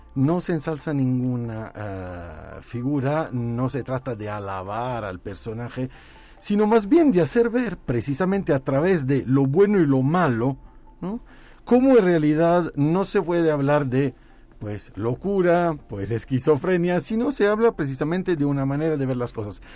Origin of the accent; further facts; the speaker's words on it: Naples, Campania, Italy; moved away; yo soy de Nápoles, es el Nápoles